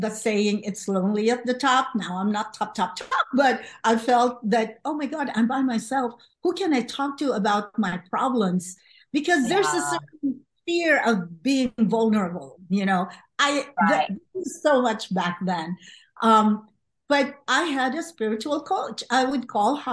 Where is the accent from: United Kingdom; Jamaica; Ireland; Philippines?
Philippines; moved away as an adult; also born or lived in Los Angeles, United States; now in United States; I came to the U.S. from the Philippines right after college